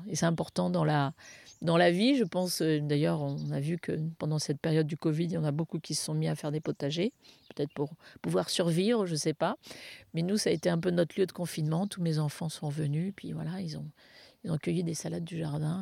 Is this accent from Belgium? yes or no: no; Paris, Île-de-France, France; now in Bandol, France; on est parisien d'origine